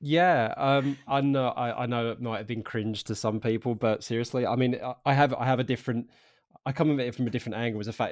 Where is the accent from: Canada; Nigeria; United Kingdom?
United Kingdom; Harlow, East of England; I'm originally from Arlo in Essex